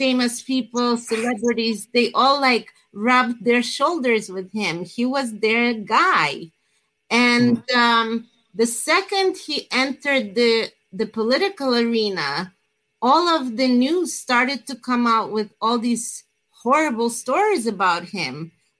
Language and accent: English; New Jersey, United States; I'm actually from New Jersey.